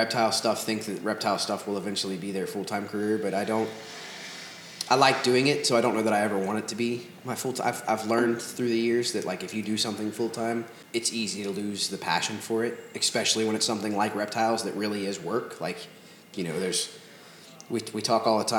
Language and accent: English; Cincinnati, Ohio, United States; also born or lived in Norwood, Ohio / Newtonsville, Ohio; I'm from the east side of Cincinnati, the same place my big brother's from